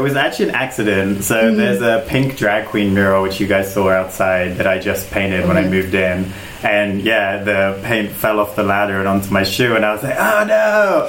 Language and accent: English; South West England, United Kingdom; also born or lived in Germany / Spain / South America; I'm from England. Yeah, west of England.